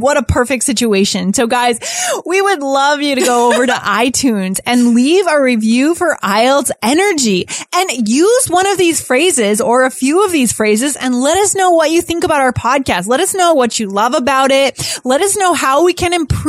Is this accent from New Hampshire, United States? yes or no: yes; New Hampshire, United States; now in Cambridge, United States; I grew up in New Hampshire